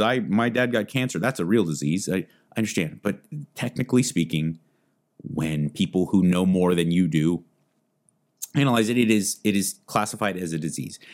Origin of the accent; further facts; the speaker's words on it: United States; Being born American